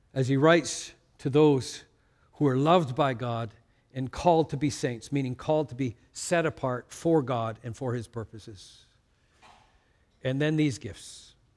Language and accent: English; Canada; I'm from Canada